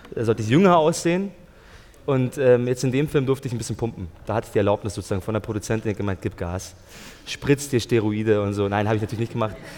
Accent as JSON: {"language": "German", "country": "Germany", "tie": "born or raised there", "said": "meine Mutter ist aus Österreich und mein Vater aus äh, Tunesien. Aber ich bin in Deutschland geboren und so, also ich spreche auch Deutsch"}